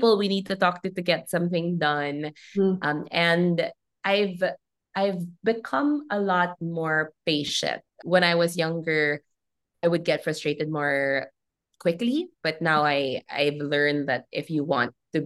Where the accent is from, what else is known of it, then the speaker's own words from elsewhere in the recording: Philippines; as a Filipino who has this great and deep love for her country